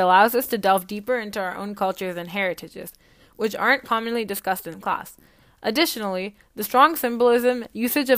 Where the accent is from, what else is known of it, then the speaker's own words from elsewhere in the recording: Canada; As an Indian Canadian